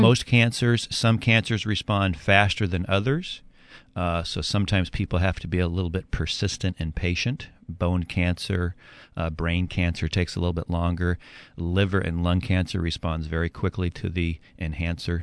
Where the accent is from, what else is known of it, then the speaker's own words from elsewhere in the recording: Edmonds, Washington, United States; moved away as an adult; also born or lived in California; I grew up in Edmonds, moved to uh, California for college and career